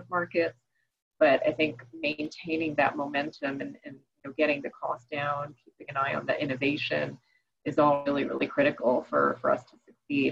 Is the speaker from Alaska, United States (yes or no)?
no; New York, United States; I grew up in New York